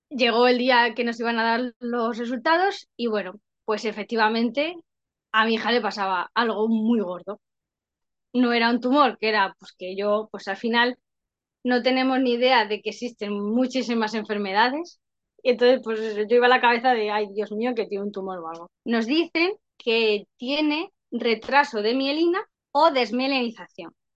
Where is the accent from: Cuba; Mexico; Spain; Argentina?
Spain; Madrid, Community of Madrid; yo soy de Madrid